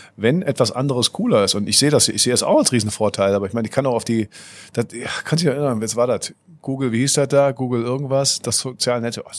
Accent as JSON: {"language": "German", "town": "Cologne", "region": "North Rhine-Westphalia", "country": "Germany", "said": "als Kölner"}